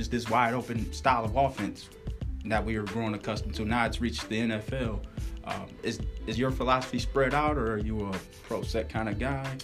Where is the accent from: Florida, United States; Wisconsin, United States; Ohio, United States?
Wisconsin, United States; I'm from Wisconsin as well. Grew up in the heart of Big Ten country